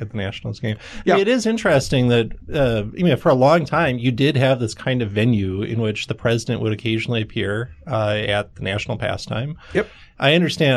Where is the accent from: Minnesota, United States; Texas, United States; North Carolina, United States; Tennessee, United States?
Minnesota, United States